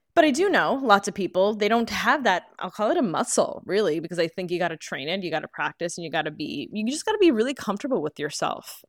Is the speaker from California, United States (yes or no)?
no; New York, United States; growing up in New York